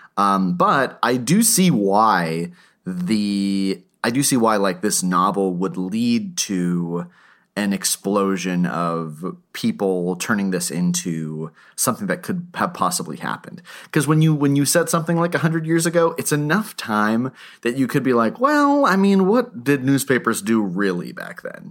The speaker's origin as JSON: {"language": "English", "area": "Lakes Region", "region": "New Hampshire", "country": "United States", "said": "I'm from the Lakes region in New Hampshire"}